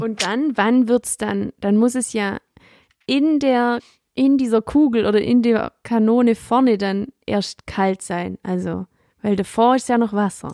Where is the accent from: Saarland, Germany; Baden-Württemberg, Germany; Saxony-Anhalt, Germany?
Baden-Württemberg, Germany; Swabia; accent: Swabian; ich rede komplett Schwäbisch